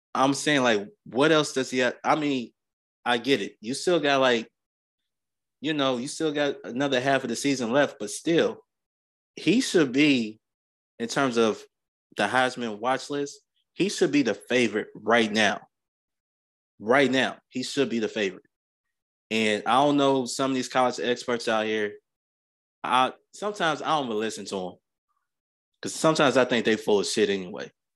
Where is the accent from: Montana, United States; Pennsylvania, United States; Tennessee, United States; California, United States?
Tennessee, United States; Clarksville; I'm a Tennessee native, out of Tennessee. Clarksville, Tennessee is my hometown